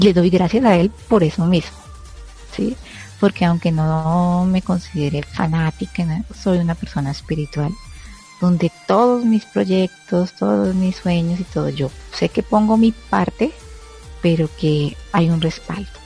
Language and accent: Spanish; Colombia; aquí en mi país se usa mucho